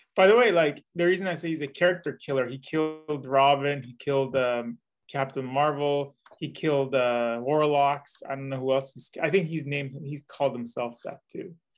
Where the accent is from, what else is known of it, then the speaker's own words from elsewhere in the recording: the Bay Area, California, United States; I'm from the Bay Area